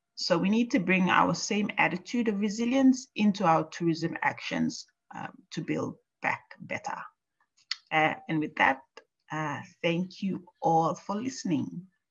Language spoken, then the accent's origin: English; Papua New Guinea; moved away as an adult; now in Japan; my home country of Papua New Guinea